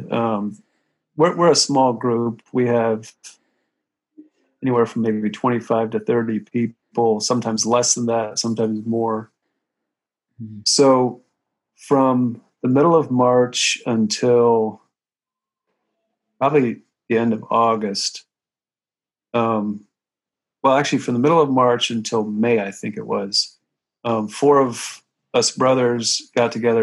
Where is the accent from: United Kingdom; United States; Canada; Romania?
United States; Ohio; now in New York, United States; I grew up in Ohio, I have a lot of kind of middle America connections